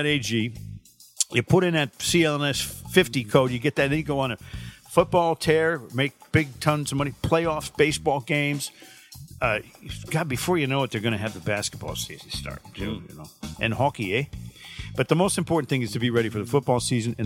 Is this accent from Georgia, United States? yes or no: no; Connecticut, United States; I'm from Connecticut.